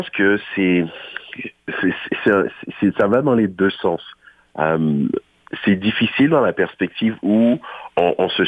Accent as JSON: {"language": "French", "region": "Ontario", "country": "Canada", "said": "on s'est dit, ah, OK, je suis franco-ontarien, on apprécie notre langue, on apprécie nos, nos, on apprécie notre façon de parler."}